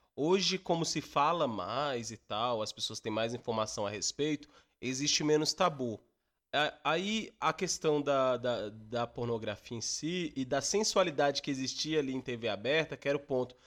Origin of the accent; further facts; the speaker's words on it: Minas Gerais, Brazil; Eu sou de Minas Gerais, minha família é de Minas Gerais